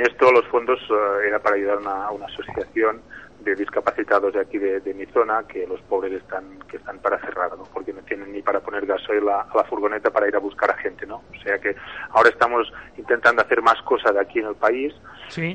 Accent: Spain

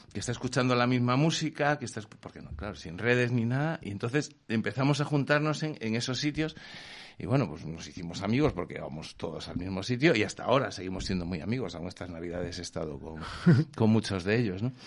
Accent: Vigo, Galicia, Spain; moved away; somos de Vigo

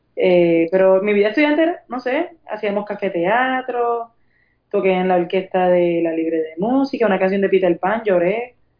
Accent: Puerto Rico; Yo soy de Puerto Rico, yo he decidido estar en Puerto Rico y representar a Puerto Rico

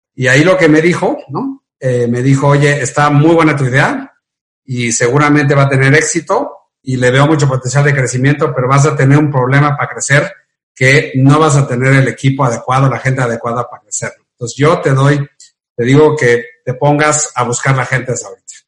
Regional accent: Mexico; soy orgullosamente mexicano

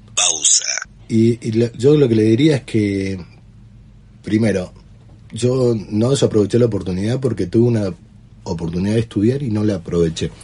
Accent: San Carlos de Bariloche, Río Negro, Argentina; Soy nacido acá, sí, me crié acá.

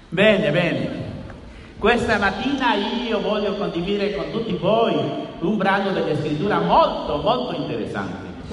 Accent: Mexico; Italian is a second language; io vengo dal Messico

